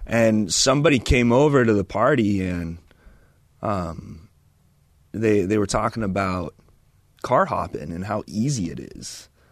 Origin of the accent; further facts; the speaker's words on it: Chino and Chino Hills, California, United States; also born or lived in Loma Linda, California / Auburn, California; now in Idaho Falls, United States; grew up in Chino and Chino Hills